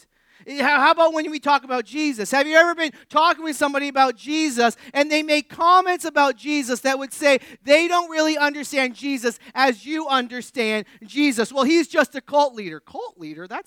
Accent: New England, United States; I grew up in New England.

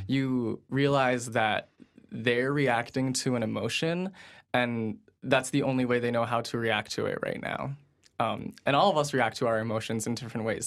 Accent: New Fairfield, Connecticut, United States; I'm from New Fairfield

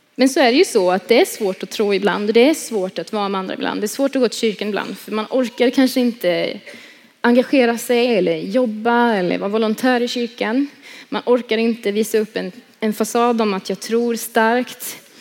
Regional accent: Tibro, Västra Götaland, Sweden; jag kommer från Tibro som ni hörde. Eh, born and raised där

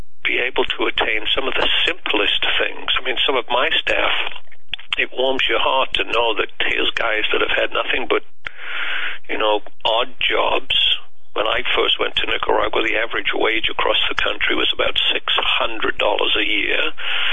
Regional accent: United Kingdom; moved away; I was born and raised in the UK

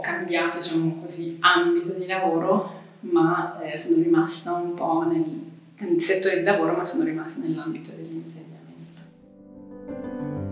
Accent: Mendrisio, Ticino, Switzerland; also born or lived in Lausanne / Geneva / Sri Lanka; sono nata e cresciuta a Mendrisio

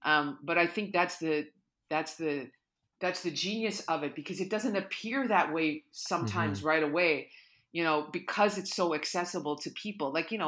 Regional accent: Sudbury, Ontario, Canada; and I'm originally from Sudbury.

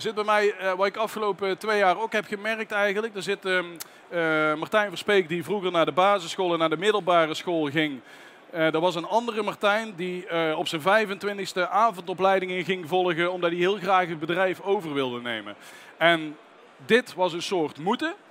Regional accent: North Brabant, Netherlands; bij ons in Brabant

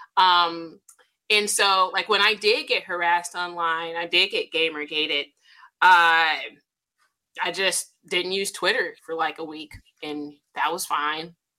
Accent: United States; as an American descendant of slaves

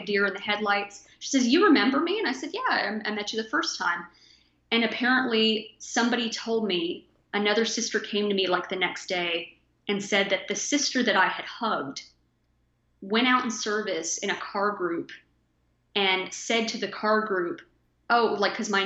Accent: Texas, United States; I grew up in Texas, and Texas is the bowels of hell in the summer

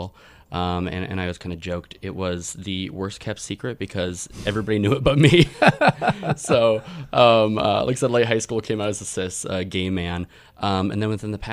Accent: Iowa City, Iowa, United States; now in Orlando, United States; I grew up in Iowa City, Iowa. Originally

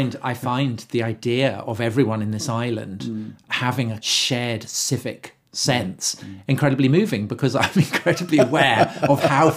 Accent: England, United Kingdom; as someone who regards himself as British and English

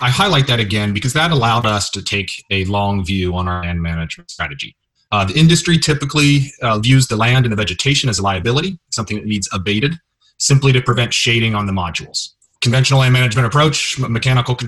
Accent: Kenton County, Northern Kentucky, United States; also born or lived in Colorado; now in Nashville, United States; I was born and raised in Kentucky. I'm from Northern Kentucky in Kenton County.

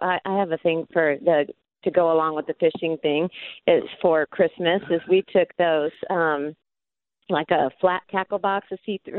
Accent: Ohio, United States; now in Texas, United States; growing up in Ohio.

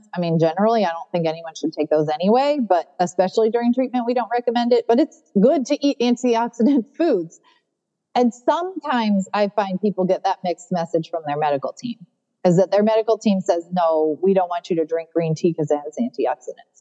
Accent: California, United States; now in North Carolina, United States; I grew up in California

